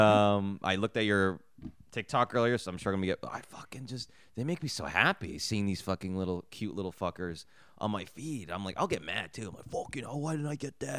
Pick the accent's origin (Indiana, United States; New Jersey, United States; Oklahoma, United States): New Jersey, United States; I grew up in Jersey